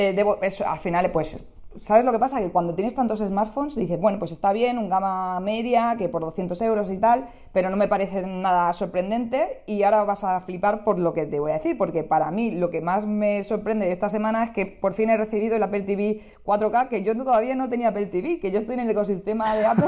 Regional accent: Barcelona, Catalonia, Spain; yo soy de Barcelona

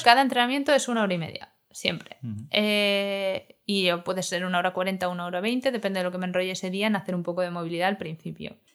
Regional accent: Madrid, Community of Madrid, Spain; somos de Vallecas

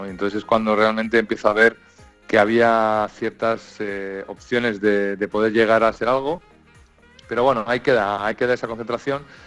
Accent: Madrid, Community of Madrid, Spain; moved away as an adult; also born or lived in Santander; yo me fui de Madrid con 21 años

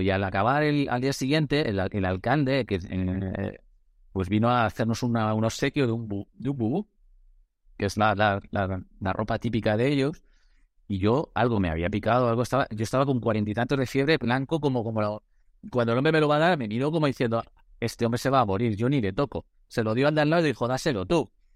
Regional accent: Madrid, Community of Madrid, Spain; he vivido en Madrid, soy de Madrid

